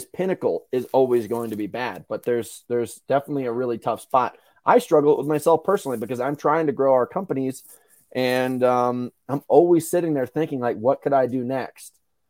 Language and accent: English; New York, United States; Yeah, dude, New York. I'm from New York. I love New York